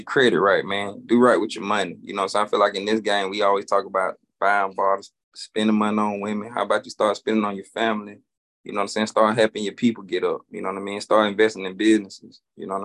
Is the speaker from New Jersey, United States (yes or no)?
no; Haines City, Florida, United States; now in South Florida, United States; So I'm originally from Polk County, Haines City, Florida, to be exact, but I live in South Florida.